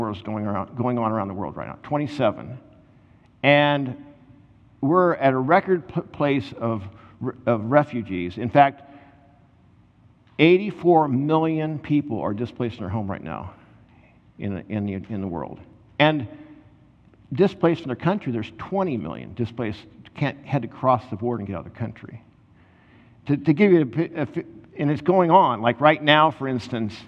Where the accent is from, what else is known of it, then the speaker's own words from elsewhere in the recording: United States; I'm an American